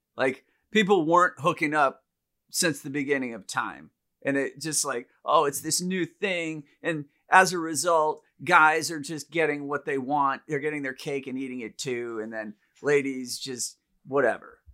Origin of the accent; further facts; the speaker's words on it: India; moved away; growing up in India